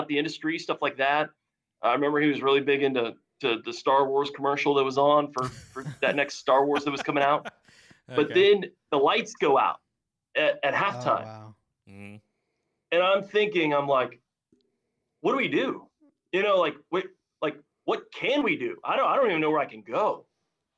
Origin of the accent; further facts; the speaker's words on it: Houston, Texas, United States; growing up in Houston